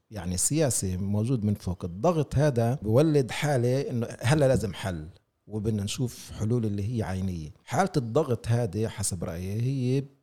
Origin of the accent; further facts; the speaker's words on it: Palestine; واذا بدي اخذ النكبه كمثل احنا كفلسطينيين مقصرين بحق انفسنا بهذا الموضوع